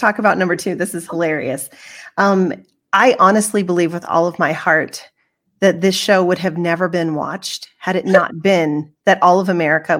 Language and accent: English; the South, United States; accent: Southern; Like I used my little Southern accent and it was really funny.